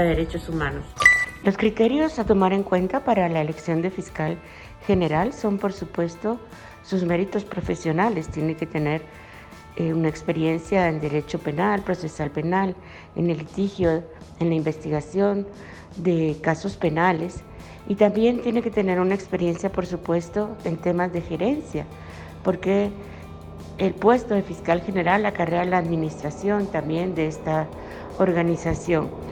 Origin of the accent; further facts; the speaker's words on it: Guatemala; soy abogada guatemalteca